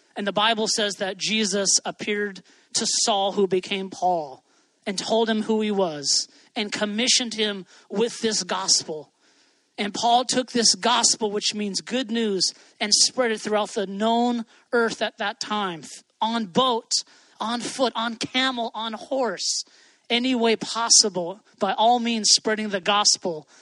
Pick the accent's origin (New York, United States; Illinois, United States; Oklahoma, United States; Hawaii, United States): Hawaii, United States; I grew up in Hawaii